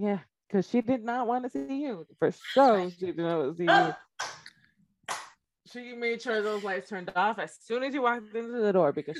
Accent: Los Angeles, California, United States; I grew up in LA. I grew up in South Central LA.

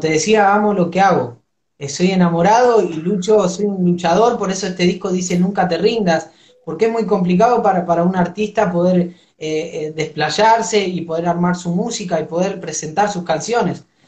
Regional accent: Argentina; yo soy del barrio de Villa Progreso

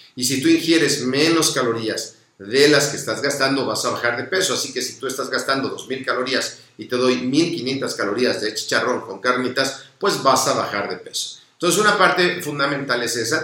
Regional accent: Mexico

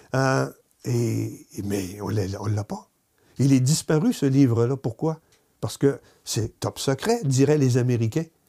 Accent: Gaspé, Quebec, Canada; tout fier d'être gaspésien et de venir de Gaspé

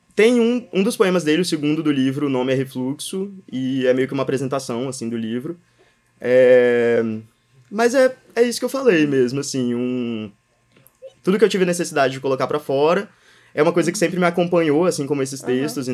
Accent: Espírito Santo, Brazil; moved away as an adult; also born or lived in Brasília; now in São Paulo, Brazil; aqui é minha terra

